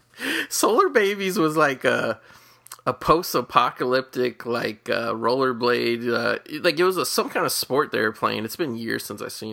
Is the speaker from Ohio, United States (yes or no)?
yes; Cincinnati, Ohio, United States; my hometown Cincinnati